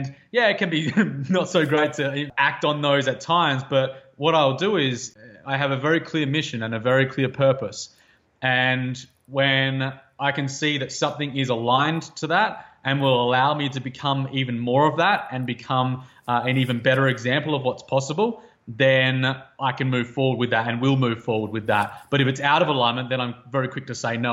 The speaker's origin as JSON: {"language": "English", "country": "Australia", "tie": "born or raised there", "moved": "as an adult", "said": "growing up in Outback Australia and spending a lot of years there"}